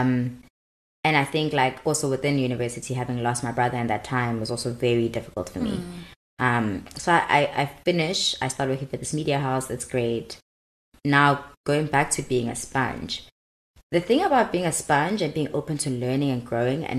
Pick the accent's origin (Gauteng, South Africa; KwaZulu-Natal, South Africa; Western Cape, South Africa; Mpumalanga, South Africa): KwaZulu-Natal, South Africa; Durban; moved away as an adult; also born or lived in Cape Town; now in Johannesburg, South Africa; go back to Durban